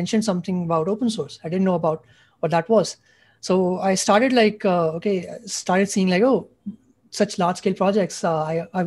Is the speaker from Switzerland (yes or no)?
no; India; I'm a junior from India.